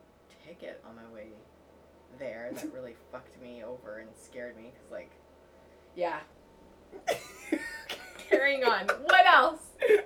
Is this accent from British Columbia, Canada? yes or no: yes; Vancouver, British Columbia, Canada; accent: Canadian; moved away as an adult; also born or lived in Toronto; Yep, born and raised. Mm. I was born and raised in Vancouver, and then I lived in Toronto for like a decade, so I feel very much a part of both of those places.